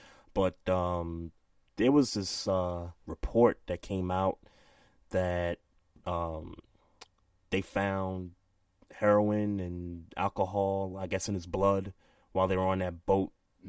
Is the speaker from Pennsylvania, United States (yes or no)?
no; New York City, New York, United States; I'm from Brooklyn